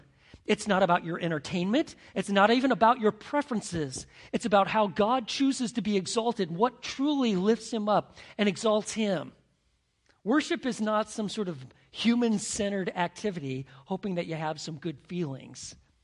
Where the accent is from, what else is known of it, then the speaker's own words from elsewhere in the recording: Montana, United States; growing up in Montana